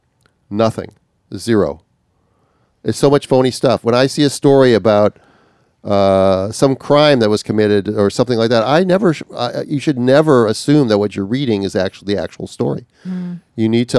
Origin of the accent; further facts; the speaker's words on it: Minnesota, United States; now in Australia; up in northern Minnesota, which was just pressing for me because it's my home state.